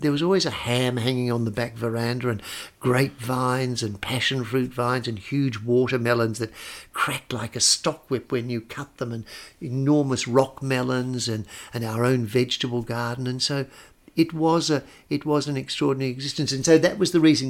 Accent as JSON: {"language": "English", "country": "Australia", "tie": "born or raised there", "said": "I grew up with both. I, I didn't grow up as an Australian. I grew up as a, as a sort of half Italian, or half ding"}